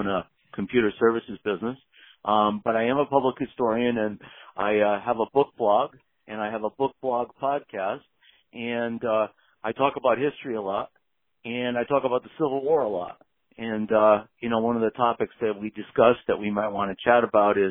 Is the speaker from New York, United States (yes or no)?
no; Connecticut, United States; now in Massachusetts, United States; I'm from the North. I'm from Connecticut. I live in Massachusetts right now